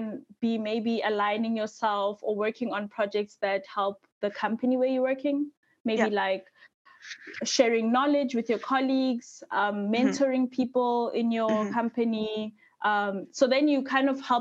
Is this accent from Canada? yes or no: no; South Africa; moved away as an adult; now in Sweden; I'm from South Africa, so I studied civil engineering